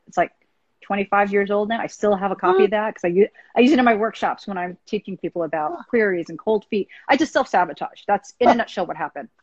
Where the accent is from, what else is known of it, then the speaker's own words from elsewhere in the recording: United States; I'm Asian American